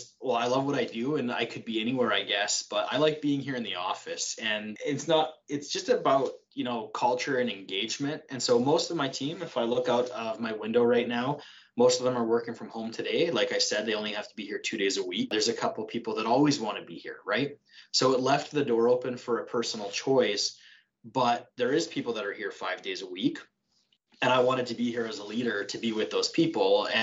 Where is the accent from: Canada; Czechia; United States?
Canada; Saskatchewan; moved away as an adult; also born or lived in Lacombe, Alberta; now in Red Deer, Canada; I'm not from here. I'm from Saskatchewan.